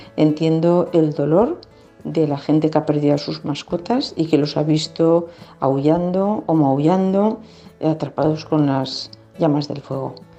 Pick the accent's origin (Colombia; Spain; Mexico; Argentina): Spain; Valencia, Valencian Community; Soy de Valencia